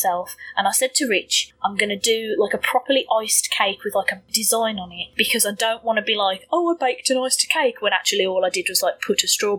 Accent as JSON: {"language": "English", "country": "United Kingdom", "said": "being British"}